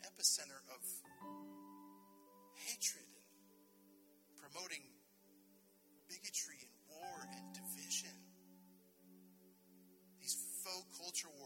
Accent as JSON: {"language": "English", "country": "United States", "said": "I'm an American"}